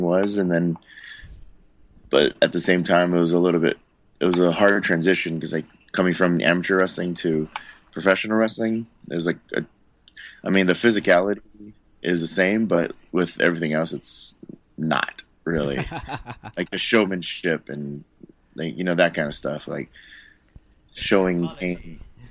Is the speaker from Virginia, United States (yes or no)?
no; Hawaii, United States; moved away; also born or lived in Guam / Missouri / California; I was born and raised in Hawaii